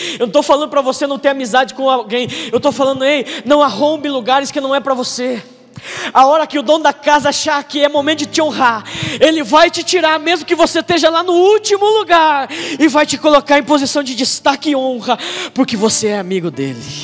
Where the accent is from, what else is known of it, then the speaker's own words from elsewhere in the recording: Telêmaco Borba, Paraná, Brazil; eu sou de Telêmaco